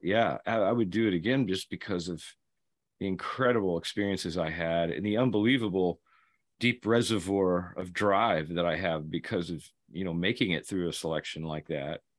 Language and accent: English; Kentucky, United States; a Marine from Kentucky, my home state